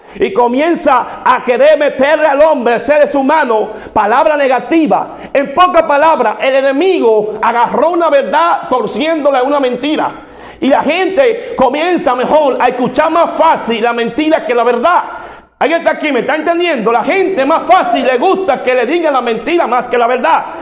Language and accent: Spanish; Dominican Republic; como decimos dominicanos